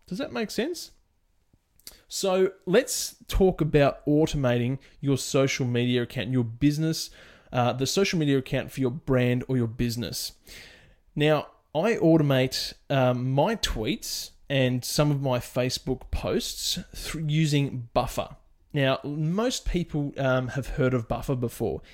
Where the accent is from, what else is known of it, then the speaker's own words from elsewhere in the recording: Australia; my home country of Australia